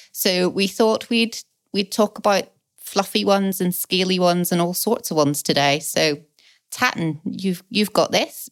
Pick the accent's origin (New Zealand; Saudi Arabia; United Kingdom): United Kingdom; Belfast, Northern Ireland; now in England; I grew up in Belfast.